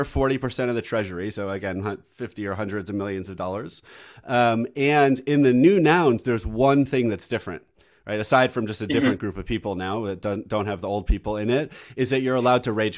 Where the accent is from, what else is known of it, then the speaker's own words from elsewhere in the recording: United States; I'm American.